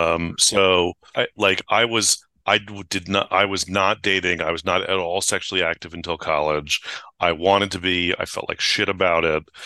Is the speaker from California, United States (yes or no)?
yes; San Francisco, California, United States; I grew up in San Francisco